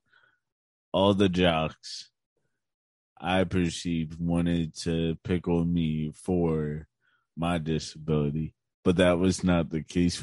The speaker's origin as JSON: {"language": "English", "town": "Chambersburg", "region": "Pennsylvania", "country": "United States", "tie": "born or raised there", "also_born_or_lived": "Shippensburg, Pennsylvania", "said": "I also grew up in Chambersburg, Pennsylvania"}